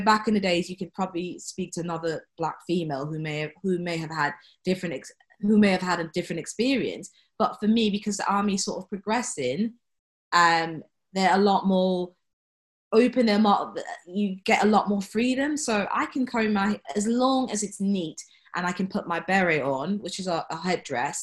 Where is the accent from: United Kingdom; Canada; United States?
United Kingdom; London; moved away as an adult; growing up in London, it's very diverse